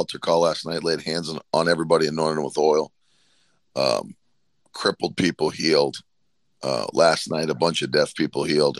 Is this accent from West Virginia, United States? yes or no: yes; West Virginia, United States; where I grew up in West Virginia